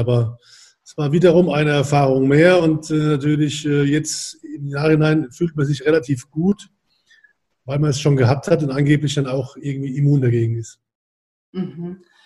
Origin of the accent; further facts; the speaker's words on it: Germany; now in Hamburg, Germany; ich komme ja aus der Weingegend